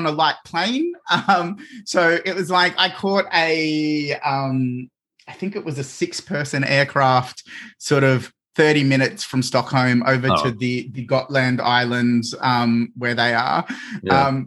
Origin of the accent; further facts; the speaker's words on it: Australia; as an Australian